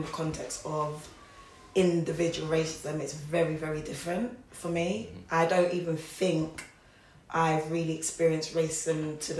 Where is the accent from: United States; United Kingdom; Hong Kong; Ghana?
United Kingdom; Wolverhampton, West Midlands; obviously we come from Wolverhampton.